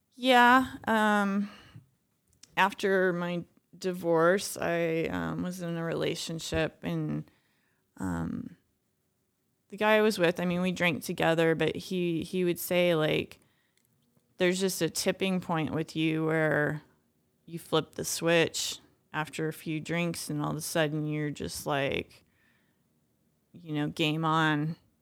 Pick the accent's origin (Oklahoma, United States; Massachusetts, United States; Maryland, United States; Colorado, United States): Colorado, United States; Boulder; I grew up in Boulder